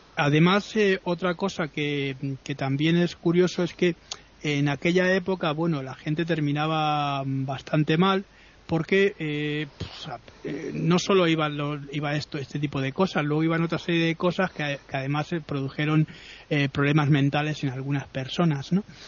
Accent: Spain; ¿de dónde soy? digo somos españoles

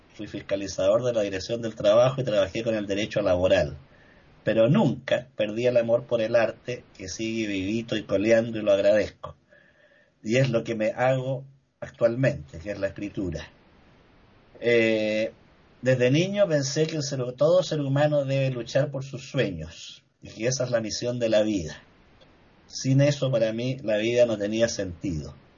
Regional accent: Chile; Aquí en Chile

